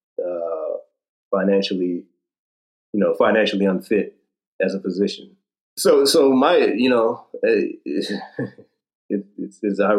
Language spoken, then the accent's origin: English; Detroit, Michigan, United States; also born or lived in Gaithersburg, Maryland; eventually got into Wayne State in my hometown of Detroit